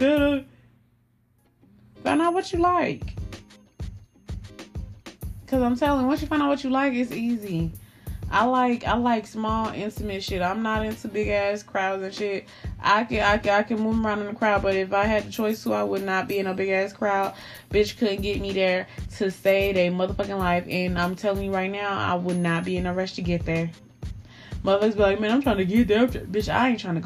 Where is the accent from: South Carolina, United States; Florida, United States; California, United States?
Florida, United States; Miami; moved away; I'm from Miami. When I moved up here to this little Caucasian ass state